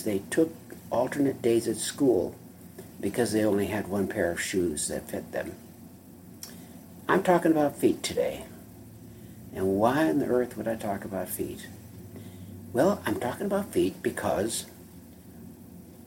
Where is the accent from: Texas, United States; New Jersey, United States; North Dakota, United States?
North Dakota, United States; When I grew up in North Dakota, it's cold.